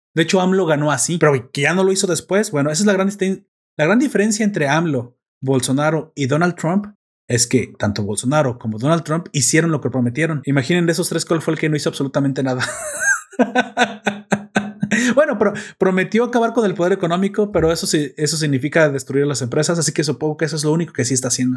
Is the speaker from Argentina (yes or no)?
no; Mexico; yo soy mexicano